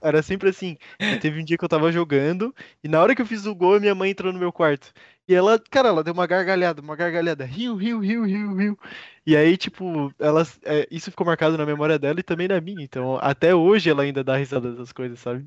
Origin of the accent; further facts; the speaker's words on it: Brazil; eu que sou brasileiro